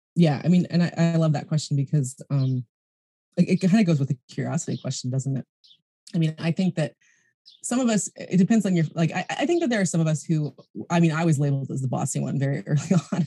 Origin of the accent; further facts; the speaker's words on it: United States; also born or lived in California; now in New Zealand; being an American citizen